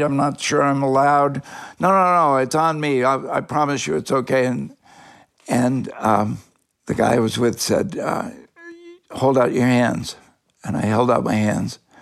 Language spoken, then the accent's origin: English; Northeast, United States; I was from the Northeast